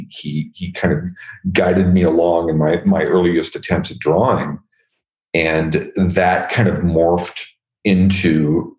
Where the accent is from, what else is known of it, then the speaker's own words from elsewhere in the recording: Northern California, United States; I was from Northern California